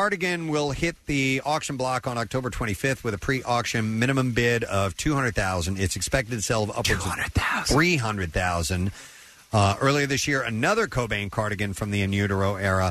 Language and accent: English; St. Louis, Missouri, United States; moved away; It's my hometown